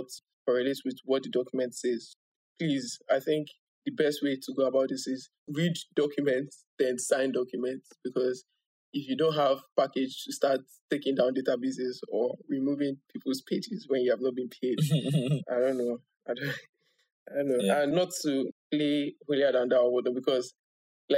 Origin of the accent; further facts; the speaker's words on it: Nigeria; as a Nigerian